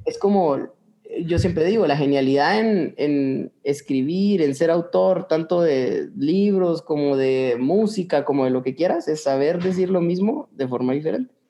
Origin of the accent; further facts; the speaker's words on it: Guatemala; nosotros guatemaltecos